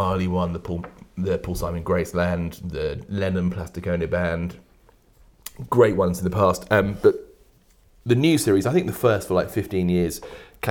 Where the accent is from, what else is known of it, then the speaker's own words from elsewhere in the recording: England, United Kingdom; we are English